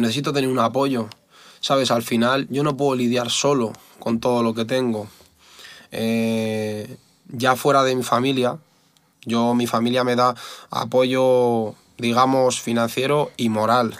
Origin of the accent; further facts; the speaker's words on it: Spain; yo soy español